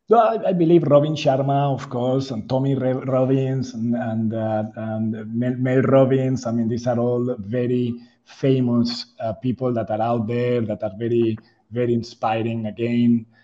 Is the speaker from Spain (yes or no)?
yes; Spain; moved away as an adult; now in Jakarta, Indonesia; I'm, I'm from Spain originally